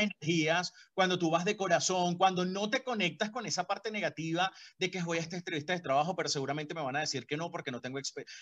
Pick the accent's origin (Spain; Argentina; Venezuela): Venezuela; Caracas, Capital District; moved away as an adult; now in Colombia; mi cama ya no era la de Caracas